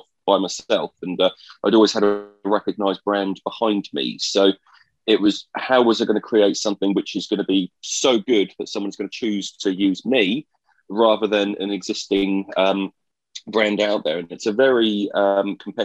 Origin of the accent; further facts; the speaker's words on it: Colchester, East of England, United Kingdom; my hometown in Colchester, which I went back